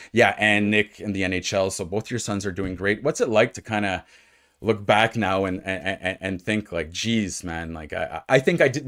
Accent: Ottawa, Ontario, Canada; moved away; I'm from Ottawa, so uh, which is obviously in Ontario

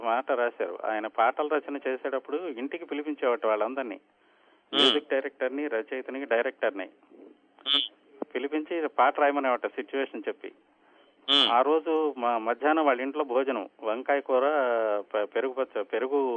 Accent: Machilipatnam, Andhra Pradesh, India; మాది అసలు native place Machilipatnam అండి

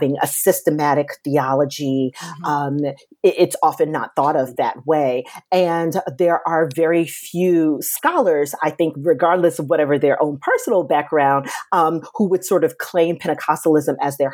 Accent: New York City, New York, United States; now in Washington, D.C., United States; I was born and raised in Brooklyn, New York.

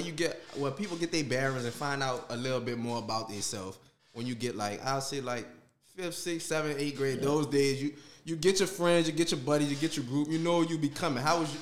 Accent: New Orleans, Louisiana, United States

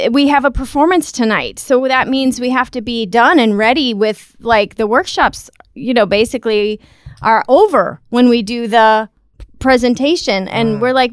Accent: United States; now in Texas, United States; And we are from the United States.

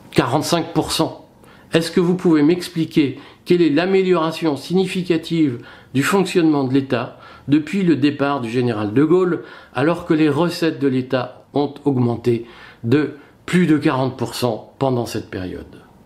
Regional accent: France; lorsque nous sommes français

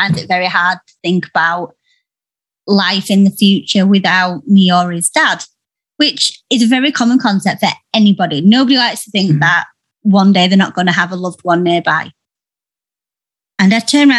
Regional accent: Yorkshire and the Humber, United Kingdom; where I'm from. I am from Yorkshire, and a lot of the women are so strong and they say what they want regardless. So I've always been brought up doing

